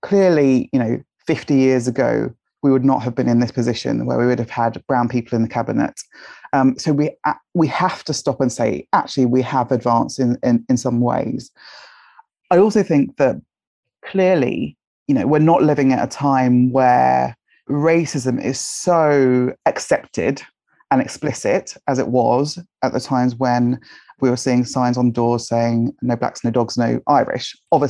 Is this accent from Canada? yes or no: no; Nigeria; also born or lived in United Kingdom; everything to try and not be Nigerian. So to kind of assimilate into kind of British culture. But I'm definitely Nigerian and British.